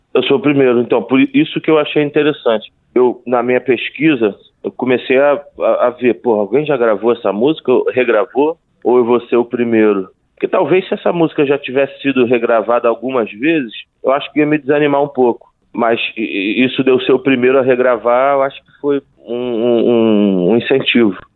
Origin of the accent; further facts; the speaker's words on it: Rio de Janeiro, Brazil; eu moro na Glória desde que eu nasci